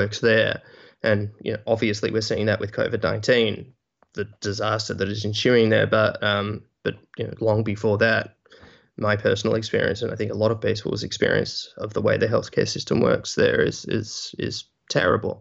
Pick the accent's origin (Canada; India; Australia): Australia; moved away as an adult; also born or lived in United States; I am from Australia originally